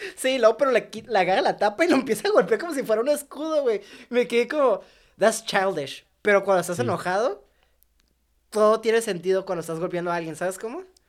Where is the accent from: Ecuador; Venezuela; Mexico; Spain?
Mexico; soy mexicano y pobre